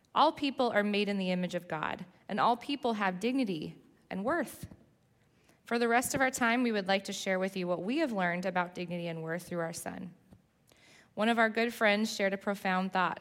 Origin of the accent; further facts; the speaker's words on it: Southern California, United States; moved away as an adult; now in New Jersey, United States; I grew up in Southern California, and he somehow convinced me to move to New Jersey eight years ago.